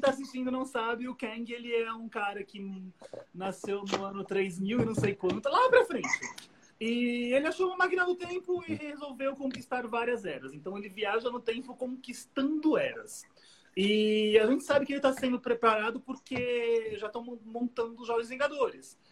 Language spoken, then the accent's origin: Portuguese; São Paulo, Brazil; eu venho de São Paulo